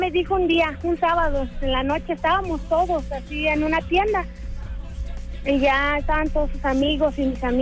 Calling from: Tepatitlán, Jalisco, Mexico; acá de Tepatitlán.

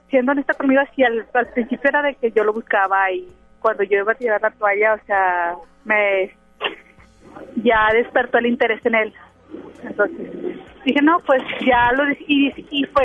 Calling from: Monterrey, Nuevo León, Mexico; De Monterrey.

